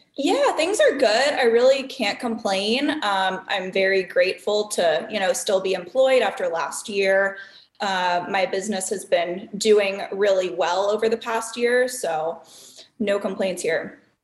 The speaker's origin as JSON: {"language": "English", "region": "Southern California", "country": "United States", "also_born_or_lived": "Chicago", "moved": "as an adult", "lives_now": "Milwaukee, United States", "said": "I am originally from Southern California"}